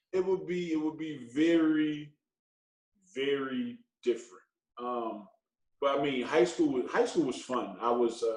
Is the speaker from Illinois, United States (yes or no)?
yes; Chicago, Illinois, United States; now in Los Angeles, United States; growing up, it's not easy, man. It's not easy. The weather ain't your friend. So, on the south side of Chicago